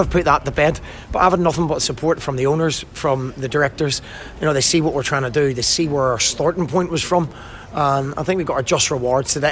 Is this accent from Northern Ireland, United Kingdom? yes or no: yes; Belfast, Northern Ireland, United Kingdom; also born or lived in Glasgow; now in Morecambe, United Kingdom; I grew up in Belfast and I, had most of my management career in Glasgow